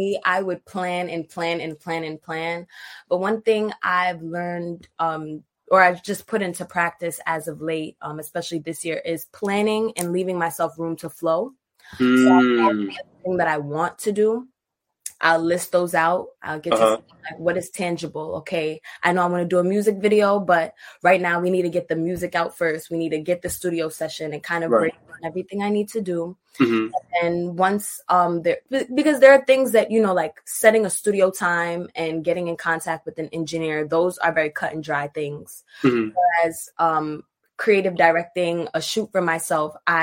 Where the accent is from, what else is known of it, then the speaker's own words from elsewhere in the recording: New York City, New York, United States; growing up in Brooklyn, going to school. I went to Brooklyn High School of the Arts